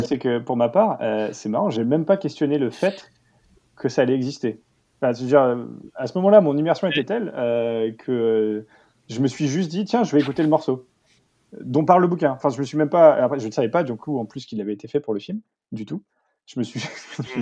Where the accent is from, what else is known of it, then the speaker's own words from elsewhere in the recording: England, United Kingdom; moved away; ayant passé une grande partie de mon enfance en Angleterre